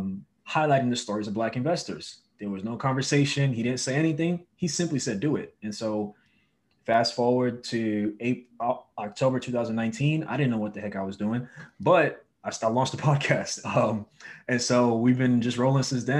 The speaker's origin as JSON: {"language": "English", "town": "New York City", "region": "New York", "country": "United States", "tie": "born or raised there", "moved": "as an adult", "lives_now": "Los Angeles, United States", "said": "I'm originally from Brooklyn, New York, born and raised. I moved to LA in 2016"}